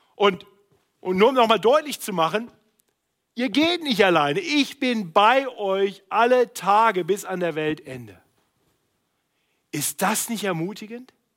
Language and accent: German; Braunschweig, Lower Saxony, Germany; moved away; Also ich komme aus Braunschweig